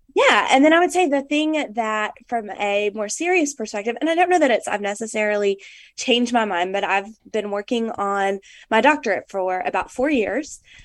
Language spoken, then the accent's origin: English; Arkansas, United States; I'm from Arkansas